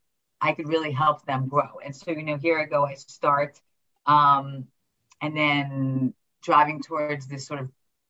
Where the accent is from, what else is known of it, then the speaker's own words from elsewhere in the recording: New York City, New York, United States; I grew up in New York City